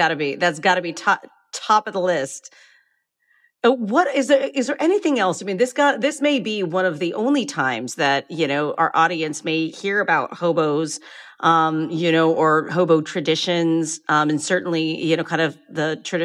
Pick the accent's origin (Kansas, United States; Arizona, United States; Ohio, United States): Ohio, United States; from Ohio